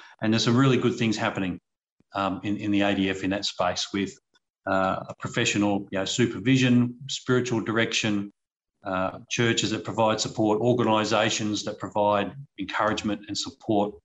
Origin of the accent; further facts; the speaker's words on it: Australia; as an Australian public